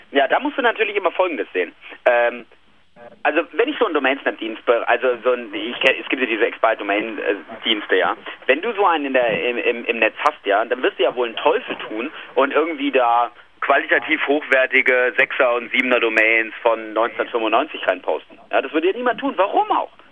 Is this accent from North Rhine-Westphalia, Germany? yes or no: yes; North Rhine-Westphalia, Germany; Ja, ich bin aus der Nähe von Köln. Also wir feiern hier Kölner